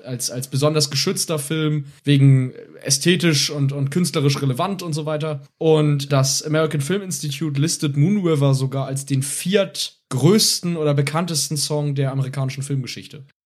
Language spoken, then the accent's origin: German; Germany; bei uns in Deutschland